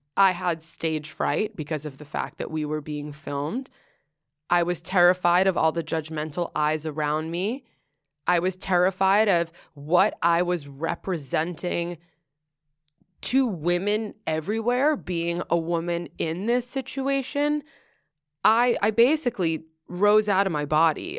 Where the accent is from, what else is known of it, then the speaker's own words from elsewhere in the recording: New York City, New York, United States; moved away as an adult; also born or lived in Southern California; I grew up in Greenwich Village, and I grew up doing theater.